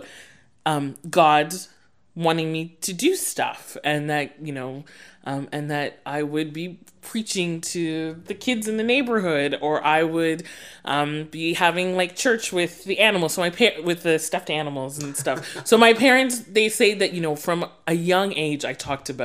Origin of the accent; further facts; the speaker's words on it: Sudbury, Ontario, Canada; moved away as an adult; now in Saskatoon, Canada; growing up in Sudbury